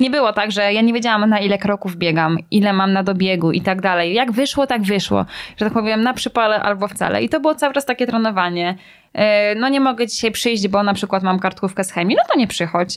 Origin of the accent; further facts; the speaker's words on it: Braniewo, Warmian-Masurian Voivodeship, Poland; ja jestem z Braniewa